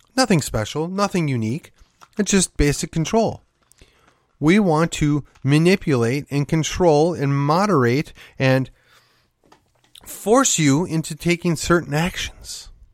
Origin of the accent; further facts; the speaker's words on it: Milwaukee, Wisconsin, United States; moved away; I grew up in the city of Milwaukee, or I, I shouldn't say that, just outside of the city of Milwaukee